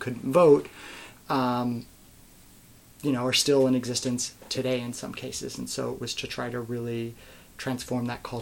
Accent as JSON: {"language": "English", "town": "Chicago", "region": "Illinois", "country": "United States", "moved": "as an adult", "lives_now": "Cambridge, United States", "said": "I used to say, oh, I'm from Chicago"}